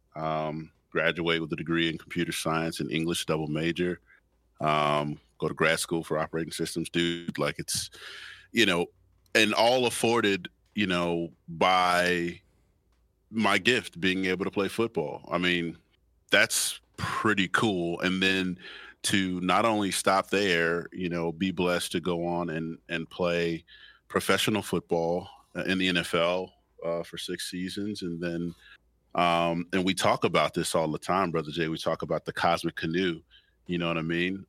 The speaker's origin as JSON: {"language": "English", "town": "Chicago", "region": "Illinois", "country": "United States", "tie": "born or raised there", "said": "my hometown is Chicago."}